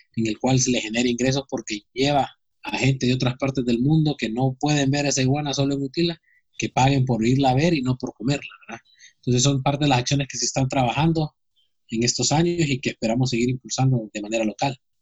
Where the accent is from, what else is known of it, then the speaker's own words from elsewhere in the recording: Honduras; nosotros como hondureños